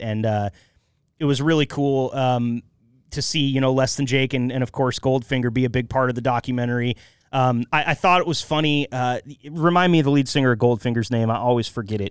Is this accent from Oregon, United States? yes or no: yes; Northeast Oregon, United States; I grew up in Northeast Oregon